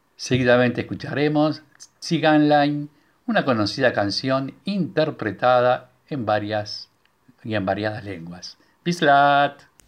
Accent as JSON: {"language": "Spanish", "country": "Uruguay", "tie": "born or raised there", "first_language": "Hungarian", "second_language": "Spanish", "said": "los que nacimos en Uruguay y el húngaro fue nuestra lengua materna"}